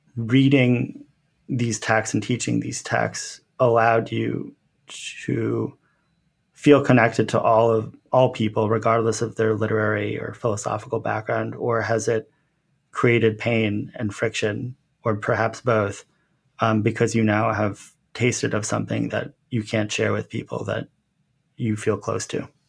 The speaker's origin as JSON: {"language": "English", "town": "Montclair", "region": "New Jersey", "country": "United States", "tie": "born or raised there", "said": "I grew up in Montclair, which is a relatively sophisticated suburb"}